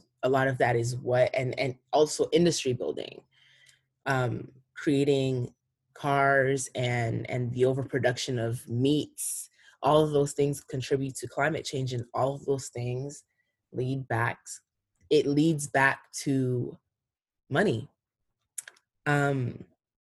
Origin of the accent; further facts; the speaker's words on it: East Coast, United States; also born or lived in Cameroon; growing up on the East Coast